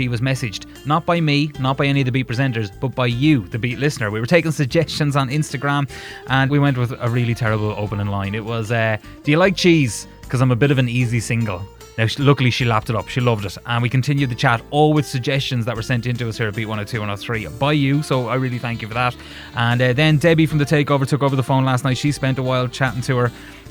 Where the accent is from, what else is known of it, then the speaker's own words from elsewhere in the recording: Wexford, Leinster, Ireland; I'm from Wexford.